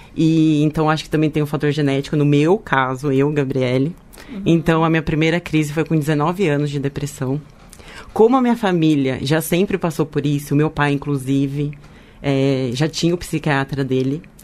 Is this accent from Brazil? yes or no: yes; Leme, São Paulo, Brazil; now in São Paulo, Brazil; eu sou de Leme, né? Mas eu moro aqui